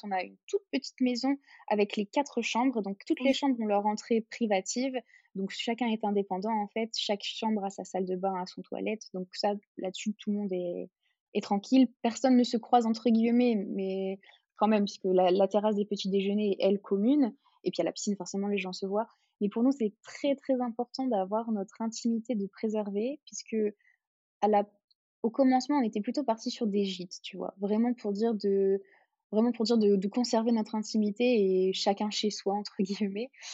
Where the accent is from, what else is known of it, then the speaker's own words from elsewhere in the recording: Hardelot-Plage, Hauts-de-France, France; now in Gordes, France; on est originaire du Nord-Pas-de-Calais, donc une petite station balnéaire de d'Ardelot-Plage.